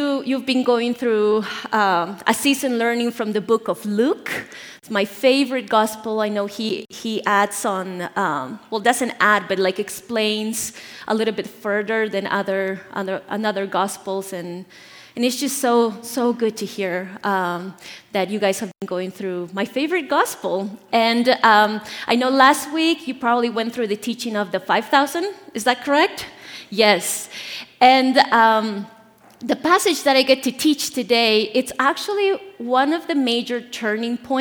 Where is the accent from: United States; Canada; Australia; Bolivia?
Bolivia; moved away; I'm from Bolivia, born and raised there